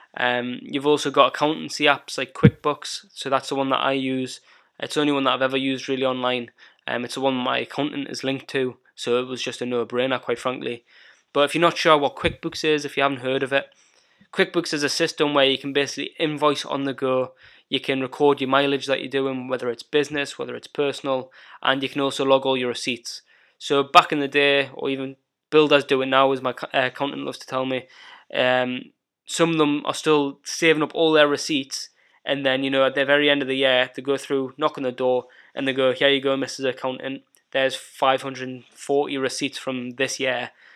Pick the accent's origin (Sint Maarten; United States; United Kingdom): United Kingdom; Northumberland, North East England; also born or lived in North of Scotland; my hometown where I was brought up in Northumberland